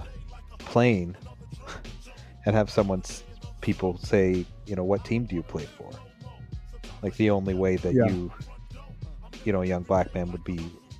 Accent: Southern Ontario, Canada; our experience growing up in Southern Ontario as two Caucasian men

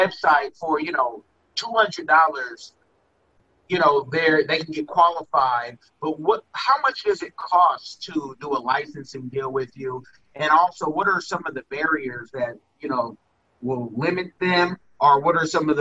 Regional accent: California, United States; now in Seattle, United States; I'm from California.

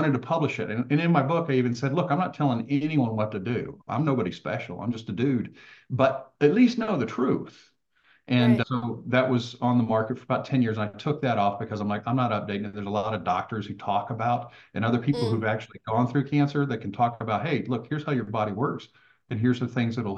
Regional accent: Texas, United States; I grew up in Texas, mostly hunting and fishing

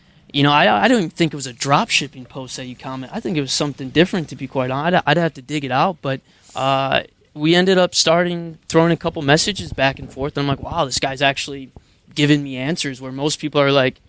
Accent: Michigan, United States; moved away as an adult; also born or lived in London / New York / Singapore; I'm from Michigan. I was born and raised

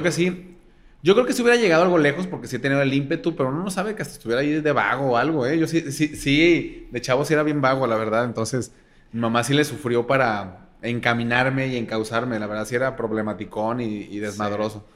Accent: Guadalajara, Jalisco, Mexico; En Guadalajara, soy pseudo de Guadalajara

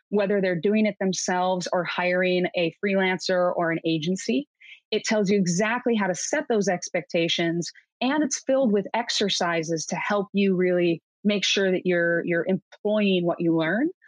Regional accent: Midwest, United States; now in Seattle, United States; I come from the Midwest, I live in Seattle, so I have a, a pretty healthy mix of Republicans and Democrats

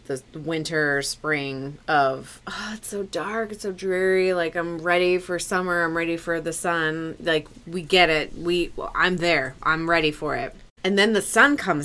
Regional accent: Pacific Northwest, United States; Aaron and I are born and raised in the Pacific Northwest

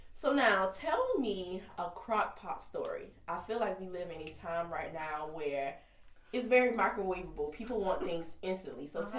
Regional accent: Kingstree, South Carolina, United States; I'm from King Street, South Carolina. Super country.

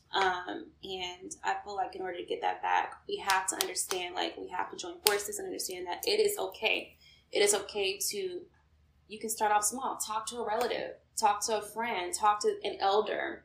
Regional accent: Houston, Texas, United States; now in Atlanta, United States; I'm originally from Houston, Texas, but I do currently reside in ATL, Georgia

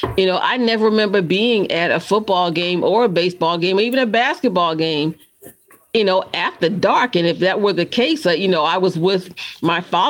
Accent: Boston, Massachusetts, United States; I'm from Boston.

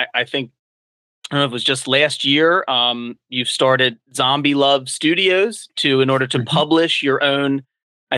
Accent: United States; moved away as an adult; also born or lived in Philadelphia; now in Delaware, United States; I grew up outside of Philly, but I went to college and law school in Philadelphia and worked there for a number of years after law school. I'm down in Delaware now

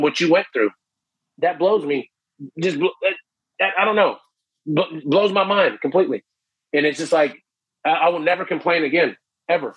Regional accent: Canton, Ohio, United States; moved away as an adult; now in Orlando, United States; I'm from Ohio originally, Canton, Ohio

